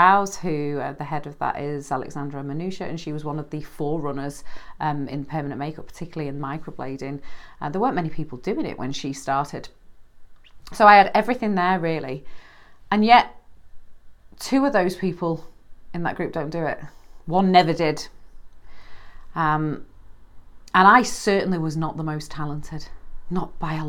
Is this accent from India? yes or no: no; United Kingdom; I'm British.